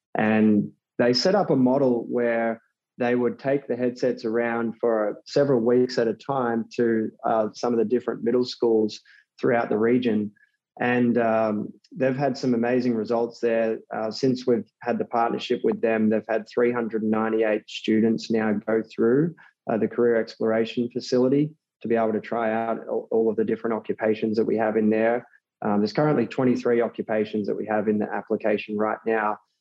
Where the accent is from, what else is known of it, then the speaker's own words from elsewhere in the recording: Australia; moved away as an adult; now in New York City, United States; I'm originally from Australia. So um, grew up over there and, and, moved to New York City three years ago